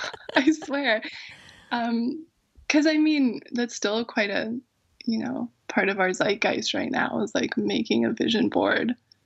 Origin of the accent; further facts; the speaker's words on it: British Columbia, Canada; also born or lived in Edinburgh, United Kingdom; On Vancouver Island.